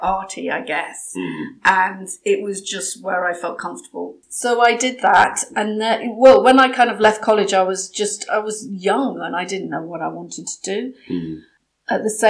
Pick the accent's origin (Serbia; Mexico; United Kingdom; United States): United Kingdom; England; I am English because I was born here and I grew up here